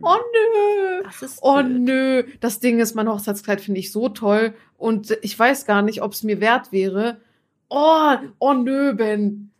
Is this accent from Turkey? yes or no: yes; Turkey; now in Germany; in der Türkei, wo ich herkomme